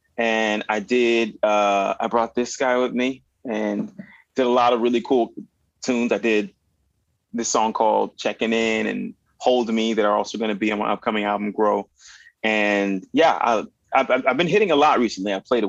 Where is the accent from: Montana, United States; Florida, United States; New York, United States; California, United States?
Florida, United States; Miami; also born or lived in Winnipeg, Manitoba, Canada; where I grew up in Miami, Florida, where hip hop and salsa, merengue, and R&B was the name of the game.